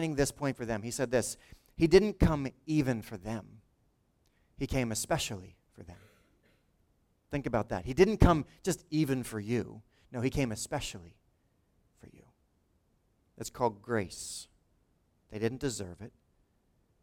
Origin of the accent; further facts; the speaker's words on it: Lawrence Township, New Jersey, United States; he went to my high school 10 years before I was there